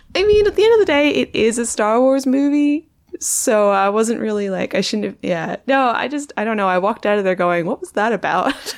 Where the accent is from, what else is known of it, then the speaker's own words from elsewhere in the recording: Perth, Western Australia, Australia; moved away; also born or lived in London; I'm from Perth